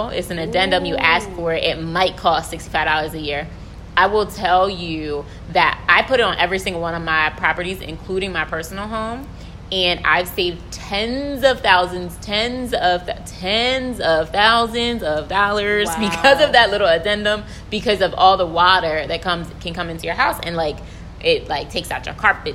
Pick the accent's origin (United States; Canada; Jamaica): United States; outside of Lincoln University, Pennsylvania; moved away as an adult; now in Baltimore, United States; I'm originally from outside of Lincoln University, so in Pennsylvania